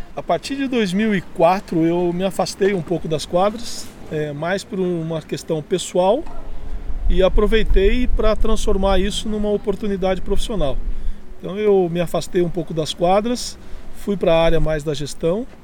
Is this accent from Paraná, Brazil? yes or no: yes; Jacarezinho, Paraná, Brazil; now in Curitiba, Brazil; Jacarezinho por ser minha terra natal e eu tenho um compromisso histórico com essa cidade